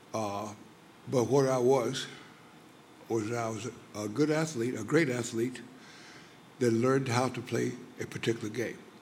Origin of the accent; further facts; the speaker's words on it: Louisiana, United States; I was born in Louisiana